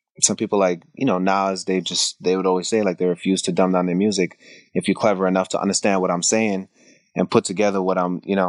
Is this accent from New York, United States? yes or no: yes; New York City, New York, United States; I was born and raised in Brooklyn